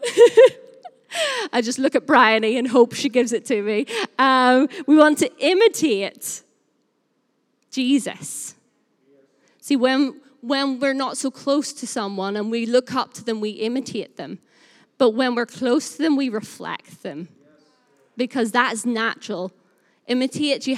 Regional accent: Northern Irish, Northern Ireland, United Kingdom; also born or lived in Burnley; now in Lancashire, United Kingdom; I am Northern Irish, and so I say the word we all the time.

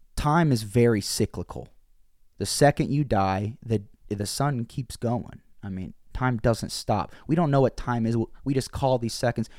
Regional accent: Bolivar, Missouri, United States; moved away; also born or lived in Springfield, Missouri; I grew up in Bolivar, Missouri, small town

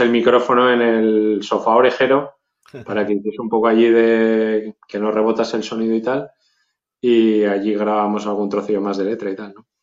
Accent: Zaragoza, Aragon, Spain; aquí en Zaragoza estaba el casco viejo y la zona pija, que eran zonas que no pisábamos nosotros

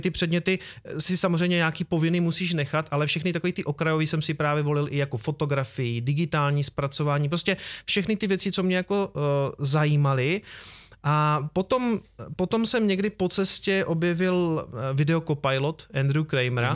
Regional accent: Prostějov, Olomouc Region, Czechia; já jsem z Prostějova

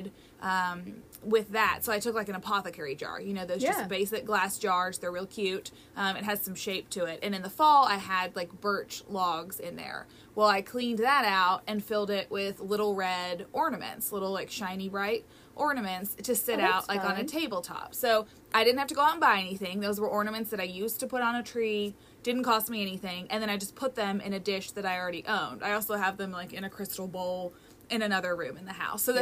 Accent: Louisville, Kentucky, United States; moved away; I grew up in Louisville, and my family is still there.

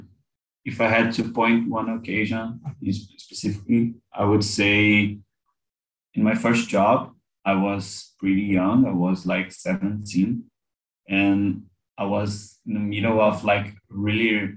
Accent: Brazil; I'm 20 and I'm from Brazil

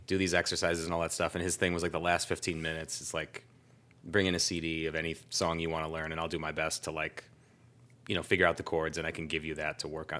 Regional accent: Clinton Township, Michigan, United States; moved away as an adult; also born or lived in Warren, Michigan / Macomb, Michigan / Kalamazoo, Michigan; I was born in Warren. I mostly grew up in a town called, uh, Clinton Township

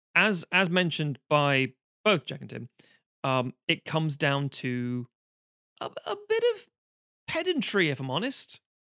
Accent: Ireland; also born or lived in England; now in United Kingdom; I'm saying this as an Irish person.

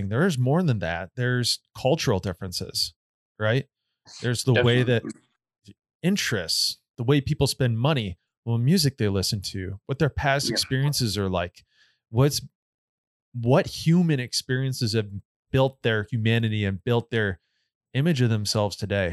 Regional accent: Jenison, Michigan, United States; I grew up in Jenison too

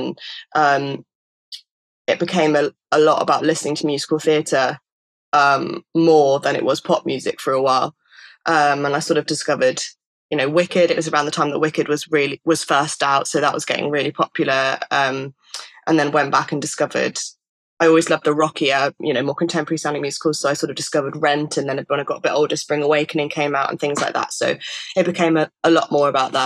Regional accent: Stratford-upon-Avon, West Midlands, United Kingdom; I grew up in Stratford-upon-Avon

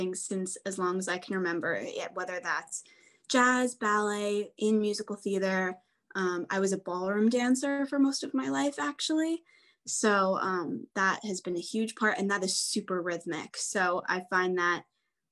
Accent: United States; I'm from the New York, New Jersey area. So I grew up going into New York City

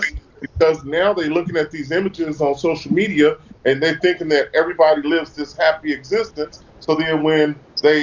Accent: Los Angeles, California, United States; all of us growing up in Los Angeles

